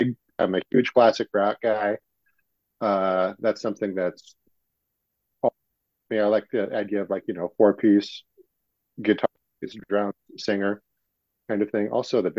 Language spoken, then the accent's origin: English; Utah, United States; I'm from Utah. I'm here locally.